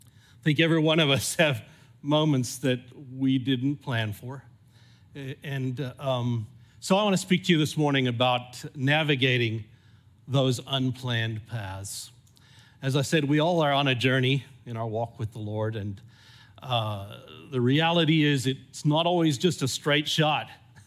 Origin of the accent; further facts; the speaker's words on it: California, United States; accent: mixed; also born or lived in Zimbabwe; haven't got a purely South African accent. I grew up in California, though I was born in Zimbabwe. And so I kind of have a mixed up accent.